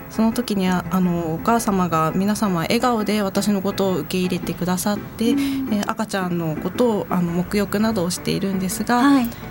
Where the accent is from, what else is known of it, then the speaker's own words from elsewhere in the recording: Nishitokyo, Tokyo, Japan; 私は子供の頃から西東京市に住み、結婚した今も芝久保町に住んでいます